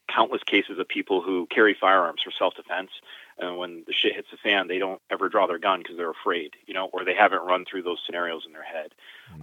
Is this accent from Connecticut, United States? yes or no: yes; Connecticut, United States; I'm from New England. I'm from Connecticut. I born and raised here